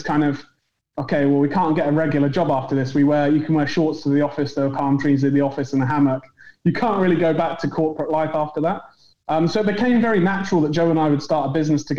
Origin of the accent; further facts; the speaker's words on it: Worcester, West Midlands, United Kingdom; moved away as an adult; also born or lived in London; now in New York, United States; I'm originally from Worcester near Birmingham. Grew up there basically for the first 20 years of my life